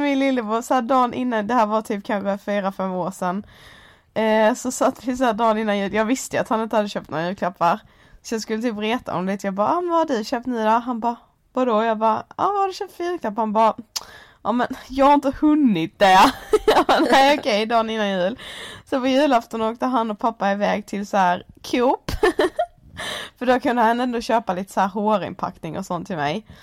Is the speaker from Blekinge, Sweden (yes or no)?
yes; Blekinge, Sweden; moved away; Jag var ju hemma i Blekinge